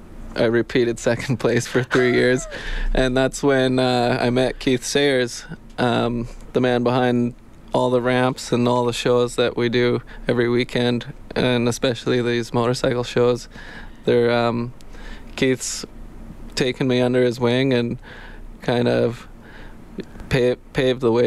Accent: Didsbury, Alberta, Canada; I grew up in Didsbury, Alberta, just on a farm east of it

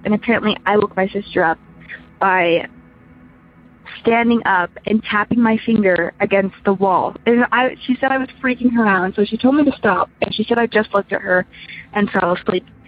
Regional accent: Utah, United States; growing up in Utah you'd think we'd be religious

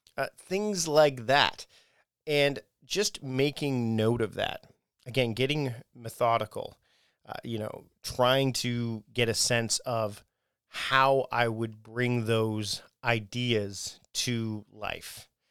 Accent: Hamilton, Ontario, Canada; my hometown, my uh, where I was born, Hamilton, Ontario, Canada.

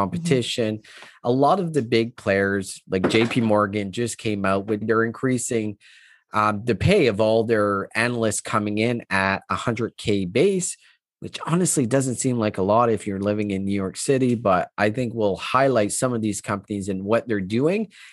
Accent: Canada; I'm Canadian

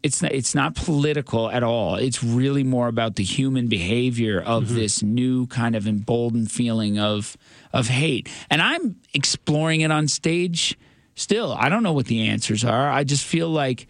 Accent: Newfoundland and Labrador, Canada; as a Newfoundlander, grew up in Newfoundland, thinking I was white

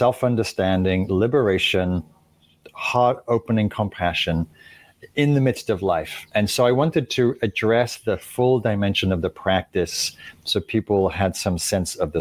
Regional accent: Northern England, United Kingdom; moved away as an adult; also born or lived in London; I was raised in England, in Northern England, and moved to London.

